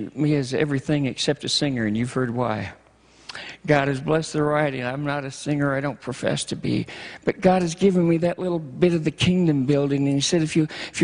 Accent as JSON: {"language": "English", "region": "Michigan", "country": "United States", "moved": "yes", "said": "I'm from Michigan originally, and I miss the snow."}